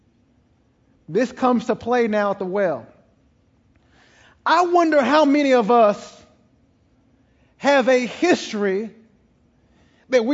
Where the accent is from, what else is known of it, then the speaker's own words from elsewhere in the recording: East Texas, United States; I'm from East Texas